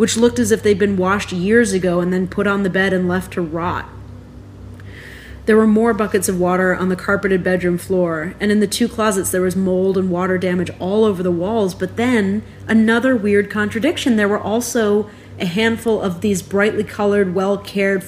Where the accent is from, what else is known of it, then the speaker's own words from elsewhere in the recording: New York, United States; I've lived my whole life in New York